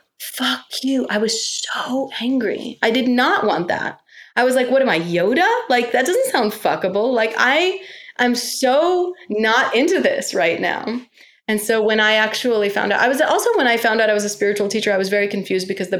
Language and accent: English; New York, United States; being a New Yorker